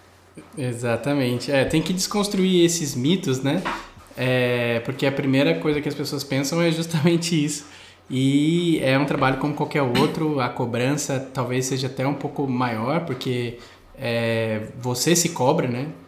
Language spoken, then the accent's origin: Portuguese; Brazil; moved away as an adult; quando eu saí do Brasil